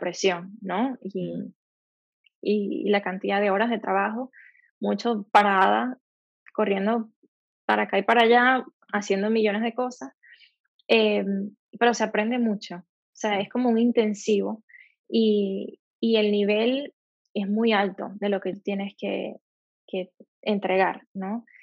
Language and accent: Spanish; Maracaibo, Zulia, Venezuela; moved away as an adult; also born or lived in Barcelona, Spain; now in Los Angeles, United States; yo salí de Maracaibo, estoy trabajando aquí